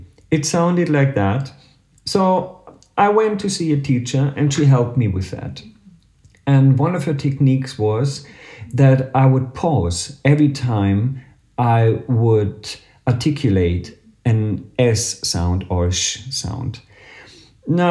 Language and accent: English; Berlin, Germany; I come from Berlin in Germany